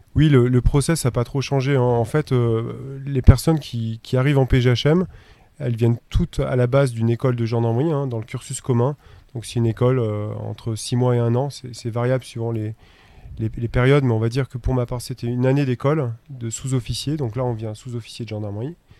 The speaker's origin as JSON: {"language": "French", "region": "Auvergne-Rhône-Alpes", "country": "France", "tie": "born or raised there", "moved": "yes", "lives_now": "Chamonix, France", "said": "je suis originaire d'Auvergne"}